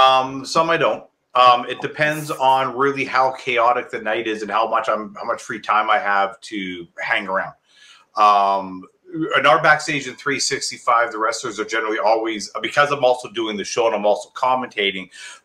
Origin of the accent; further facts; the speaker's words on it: Calgary, Alberta, Canada; I'm from Calgary, so, you know, I grew up watching Stampede.